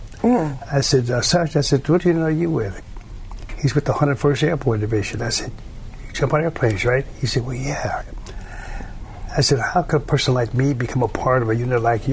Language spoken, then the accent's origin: English; Chicago, Illinois, United States; also born or lived in Alabama; I'm from Chicago, and we don't operate like